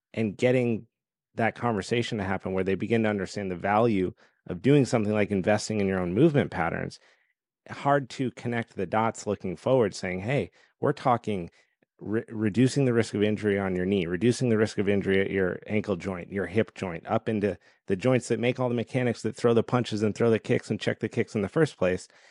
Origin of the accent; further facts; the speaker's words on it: Colorado, United States; my whole background was competitive skiing growing up in Colorado